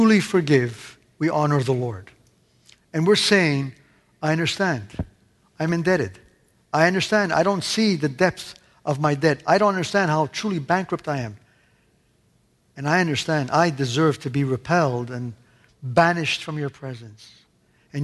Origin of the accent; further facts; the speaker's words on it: Canada; moved away; also born or lived in Italy; growing up in Canada